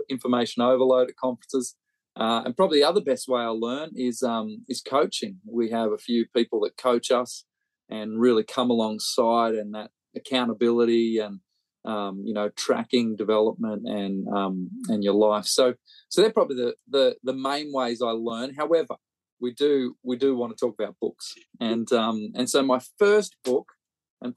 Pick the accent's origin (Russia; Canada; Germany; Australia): Australia; now in Birmingham, United Kingdom; growing up in Australia